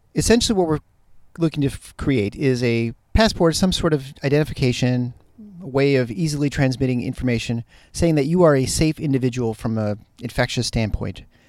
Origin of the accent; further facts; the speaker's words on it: Michigan, United States; moved away; the upper Midwest and the Michigan area, hit my hometown, my home state